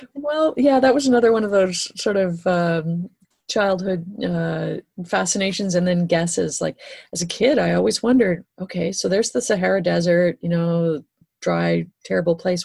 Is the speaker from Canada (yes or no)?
yes; Great Lakes, Canada; growing up in the Great Lakes, it was all wreck diving here.